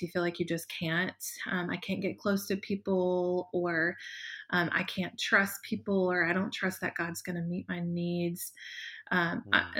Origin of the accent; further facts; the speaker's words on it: the South, United States; growing up in the South, you were meant to wear a dress to church on Sundays